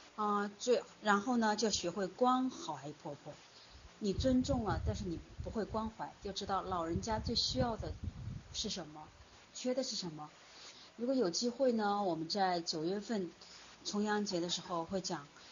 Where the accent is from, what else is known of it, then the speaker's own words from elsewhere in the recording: China; 我们中国人，呃，过往特别注重的就是大家庭的隔代教养，祖辈的关系